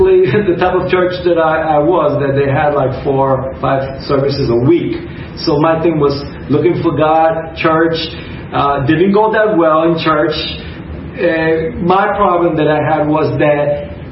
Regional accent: New York City, New York, United States; moved away as an adult; also born or lived in Arecibo, Puerto Rico; now in Puerto Rico; we lived in New York City, in East Harlem, Spanish Harlem, and that's where I grew up all my life.

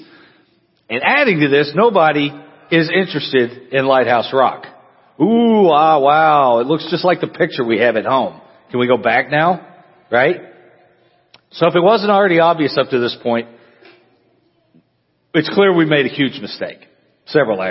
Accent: Amarillo, Texas, United States; now in La Grange, United States; when I was growing up, I grew up in Amarillo, which is up in the Panhandle

